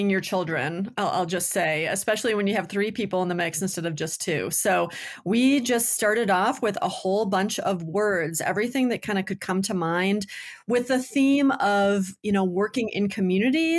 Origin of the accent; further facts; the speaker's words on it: Detroit, Michigan, United States; moved away as an adult; now in Boulder, United States; originally from Michigan. I grew up in Detroit until I was 12, and then in the Detroit suburbs through college